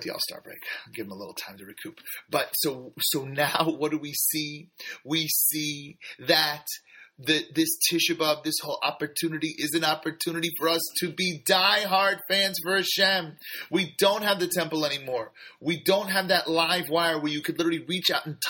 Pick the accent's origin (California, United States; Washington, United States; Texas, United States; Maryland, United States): California, United States; San Francisco; I grew up in San Francisco in the, 80s and 90s